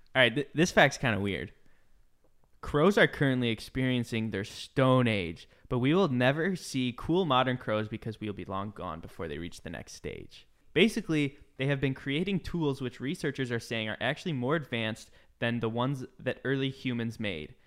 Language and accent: English; Midwest, United States; moved away; I grew up in the Midwest